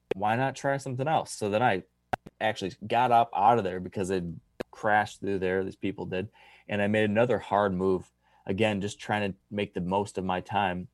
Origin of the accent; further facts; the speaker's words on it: the East, United States; moved away; my home state